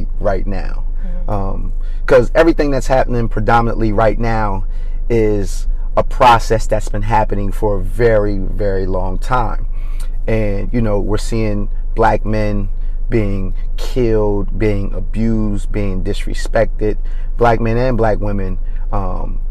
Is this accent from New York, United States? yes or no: no; Coatesville, Pennsylvania, United States; I'm from Coatesville. Grew up in Coatesville